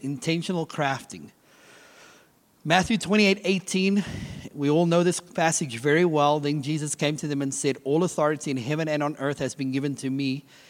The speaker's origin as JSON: {"language": "English", "country": "South Africa", "moved": "yes", "said": "I'm originally from South Africa"}